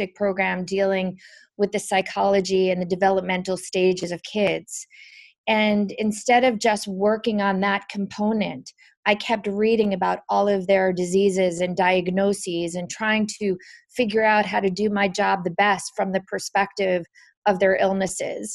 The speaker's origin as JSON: {"language": "English", "region": "New Jersey", "country": "United States", "tie": "born or raised there", "said": "I grew up in New Jersey"}